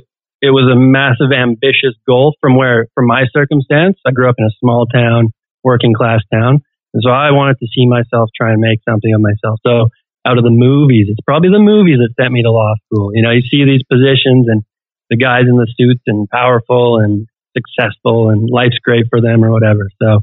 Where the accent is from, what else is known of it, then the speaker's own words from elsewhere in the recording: British Columbia, Canada; I'm British Columbia.